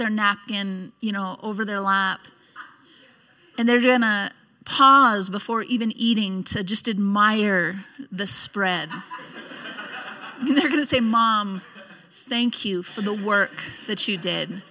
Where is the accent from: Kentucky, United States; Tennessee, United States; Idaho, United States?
Idaho, United States; Nampa; we're from the Nampa area